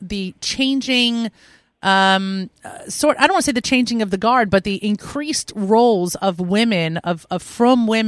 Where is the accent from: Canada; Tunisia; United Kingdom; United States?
United States; New York; I'm such a New Yorker.